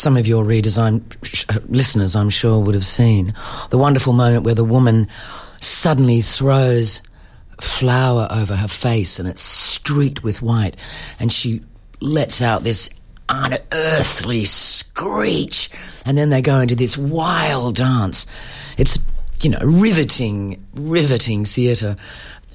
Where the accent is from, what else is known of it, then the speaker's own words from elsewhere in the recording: Perth, Western Australia, Australia; moved away as an adult; I grew up in Perth.